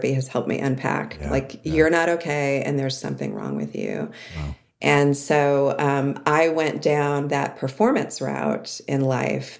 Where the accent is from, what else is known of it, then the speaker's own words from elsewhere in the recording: outside of Cleveland, Ohio, United States; I grew up in Ohio, outside of Cleveland, in an idyllic suburb